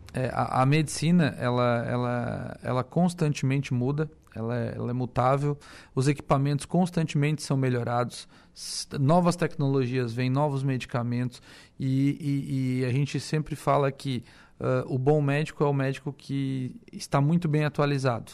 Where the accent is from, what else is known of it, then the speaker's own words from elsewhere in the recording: Armazém, Santa Catarina, Brazil; eu sou natural de Armazém, né? Uma cidadezinha de 5 mil habitantes, tinha 5 mil na época é, ali próximo a Tubarão. Uhum. E, e, cresci naquela cidade